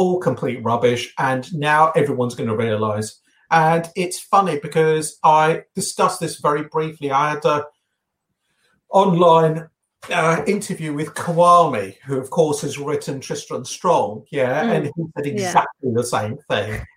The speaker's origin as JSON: {"language": "English", "region": "England", "country": "United Kingdom", "tie": "born or raised there", "said": "I've been born and brought up in England"}